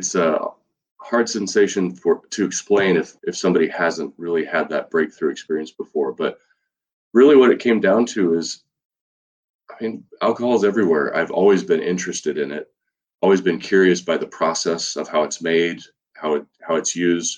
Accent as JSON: {"language": "English", "country": "United States", "tie": "born or raised there", "also_born_or_lived": "Oregon", "said": "I'm born and raised in California and Oregon"}